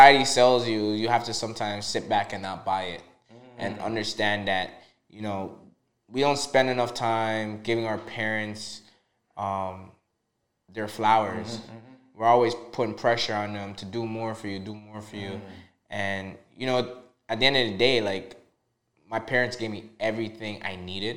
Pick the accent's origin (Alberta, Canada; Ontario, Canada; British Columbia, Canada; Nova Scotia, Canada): Ontario, Canada; Toronto; also born or lived in Trinidad and Tobago; I was born in Trinidad and Tobago. Okay. I immigrated here in 92, 93, not too sure, but I was six years old at the time. You know, I grew up in the Little Jamaica area. My parents immigrated to Eglinton West in Toronto.